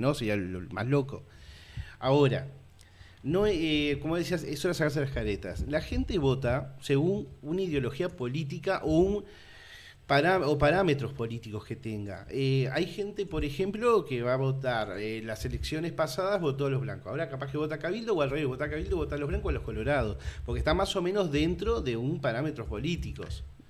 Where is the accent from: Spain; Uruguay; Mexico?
Uruguay